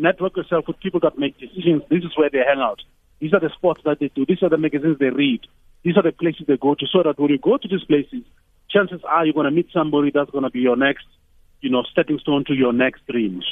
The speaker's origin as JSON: {"language": "English", "town": "Tembisa", "region": "Gauteng", "country": "South Africa", "said": "I'm from Tembisa and now I live somewhere else."}